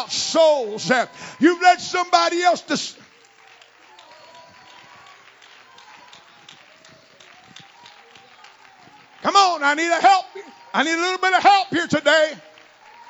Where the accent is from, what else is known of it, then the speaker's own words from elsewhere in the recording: Florida, United States; I was born in Florida. I came from the southeast of this country. And the culture that I was raised in was a very racially oriented culture